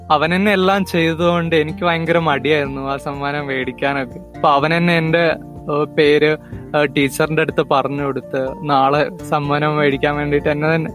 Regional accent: Wayanad, Kerala, India; ഒരു വയനാട്ടുകാരനാണ്

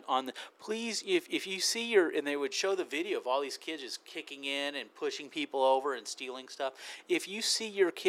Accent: United Kingdom; I am British.

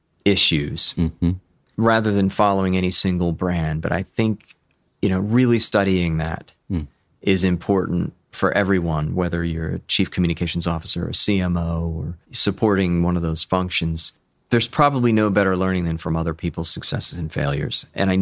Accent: Chester County, Pennsylvania, United States; also born or lived in Rome, New York; And most of my life in fairly rural Chester County.

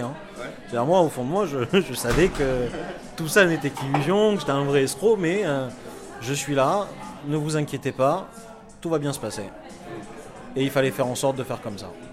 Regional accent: Marseille, Provence-Alpes-Côte d'Azur, France; moved away as an adult; now in Paris, France; je suis marseillais.

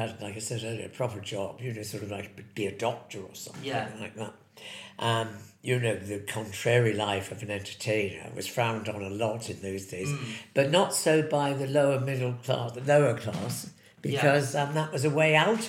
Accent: Hartlepool, North East England, United Kingdom; born or raised there; also born or lived in Plymouth

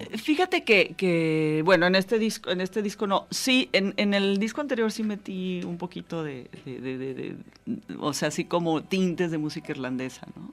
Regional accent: Jalisco, Mexico; yo nací en Jalisco, aunque mi mamá era irlandesa

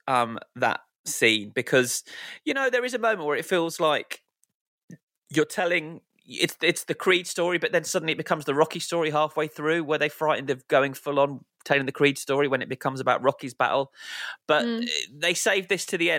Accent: United Kingdom; us being British

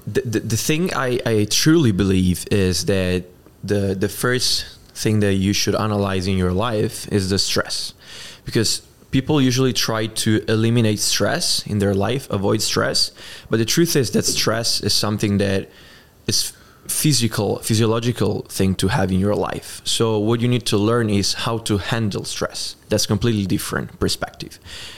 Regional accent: Italy; English is a second language; I'm Italian. And it's easy to pronounce Johnson for someone that is speaking English, at least. And in Italy, we don't usually speak a lot of English

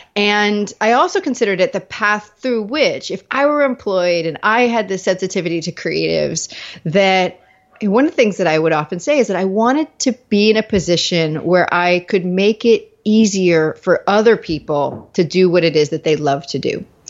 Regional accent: Virginia Beach, Virginia, United States; moved away as an adult; also born or lived in New England / Dallas; I grew up in Virginia Beach

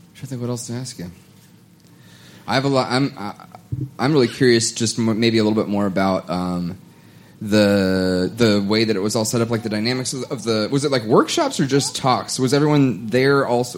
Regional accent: United States; I'm American.

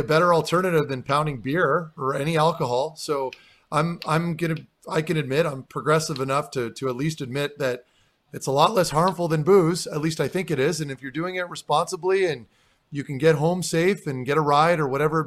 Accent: Ottawa, Ontario, Canada; I'm from Ottawa

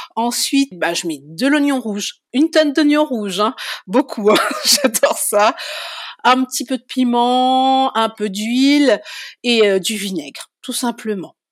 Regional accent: Saint-Louis, Réunion; moved away as an adult; also born or lived in Saint-Paul, Réunion / Paris region, France; now in Auvergne, France; on a migré sur Saint-Louis. J'ai grandi à Saint-Louis. Et j'ai quitté la Réunion avec mon compagnon en 2006

